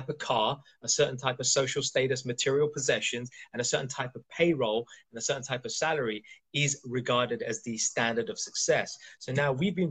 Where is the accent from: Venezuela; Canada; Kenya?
Kenya; moved away; also born or lived in India; I was born in East Africa. I was born in Kenya. And I've been back to India, my homeland, so many times.